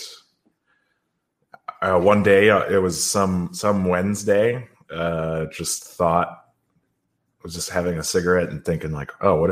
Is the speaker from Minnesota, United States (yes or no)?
yes; Minneapolis, Minnesota, United States; now in Philadelphia, United States; I'm from Philly. I'm not from there. I'm originally from Minneapolis